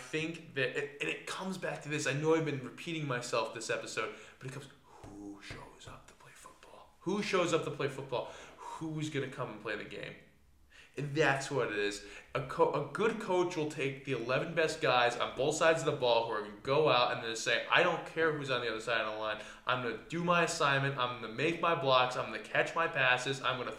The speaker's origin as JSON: {"language": "English", "region": "New England", "country": "United States", "said": "I was raised a Cowboys fan, which makes no sense. I'm from New England."}